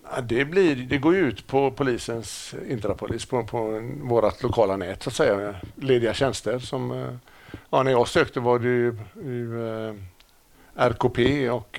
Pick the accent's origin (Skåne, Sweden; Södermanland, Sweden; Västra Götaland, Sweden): Västra Götaland, Sweden; Gothenburg; also born or lived in Stockholm; jag är uppväxt i Gamlestan.